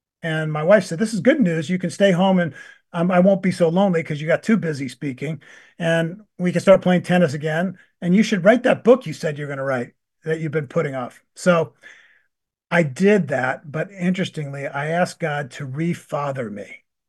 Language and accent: English; Buffalo, New York, United States; also born or lived in Maryland; We grew up in Buffalo and then in Maryland.